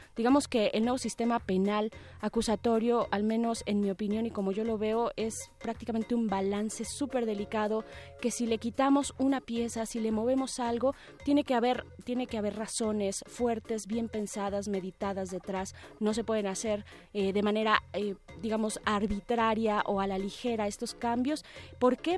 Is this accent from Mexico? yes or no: yes; Mexico